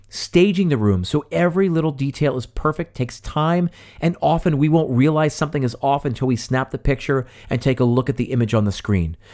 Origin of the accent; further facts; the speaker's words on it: West Chester, Pennsylvania, United States; Tommy's Original is in my hometown of Westchester, Pennsylvania. It's right up the street from the high school I attended